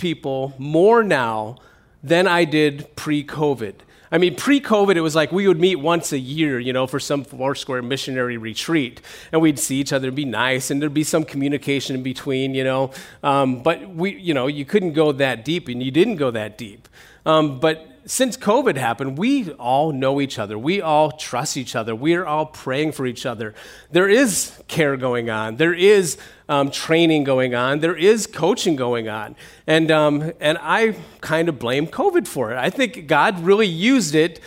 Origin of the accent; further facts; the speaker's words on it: United States; moved away as an adult; now in Russia; I'm the American